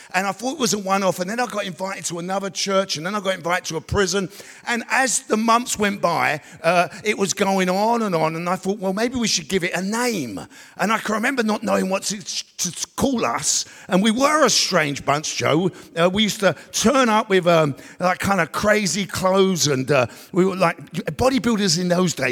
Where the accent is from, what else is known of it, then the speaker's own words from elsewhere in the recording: London, United Kingdom; we grew up in East London